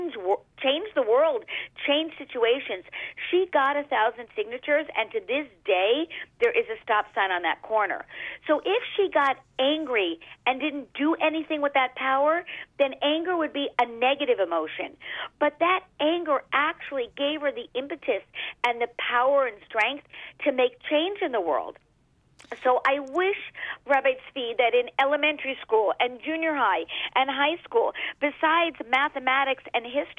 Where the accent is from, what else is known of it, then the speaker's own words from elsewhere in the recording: Los Angeles, California, United States; I come from California in the Hollywood Hills.